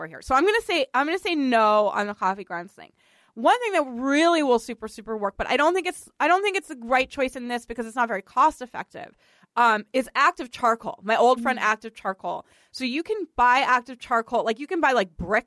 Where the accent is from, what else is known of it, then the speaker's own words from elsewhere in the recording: Boston, Massachusetts, United States; accent: Boston; my Boston accent